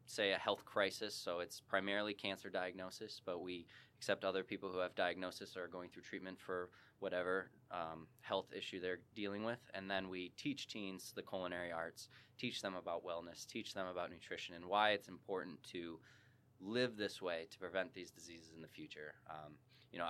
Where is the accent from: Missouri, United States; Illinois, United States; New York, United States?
Illinois, United States; Chicago; now in St. Charles, United States; I was born and raised in Chicago suburbs